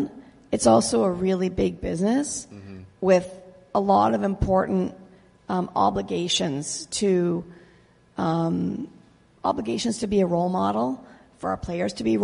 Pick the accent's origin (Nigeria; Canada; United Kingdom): Canada; also born or lived in Lake Ontario; now in United States; I grew up in Canada